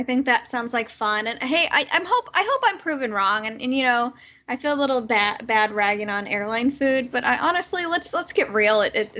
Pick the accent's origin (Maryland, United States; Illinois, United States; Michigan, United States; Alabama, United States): Illinois, United States; Chicago; I was from Chicago. The flight was Chicago to direct to Hawaii.